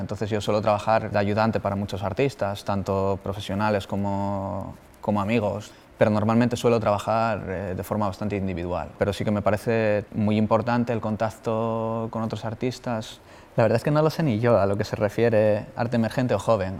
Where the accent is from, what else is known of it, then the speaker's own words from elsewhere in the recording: El Entrego, Asturias, Spain; moved away as an adult; now in Bilbao, Spain; soy de, de La Guardia, de la entrego, y vivo en Bilbao